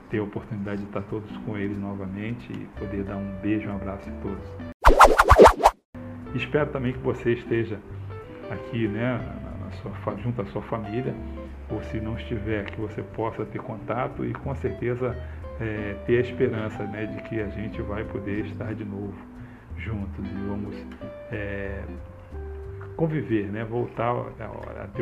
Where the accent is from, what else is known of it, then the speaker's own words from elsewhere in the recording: Rio de Janeiro, Brazil; Como eu falei, eu sou do Rio de Janeiro mas a minha, a minha infância foi muito, muito pobre, né?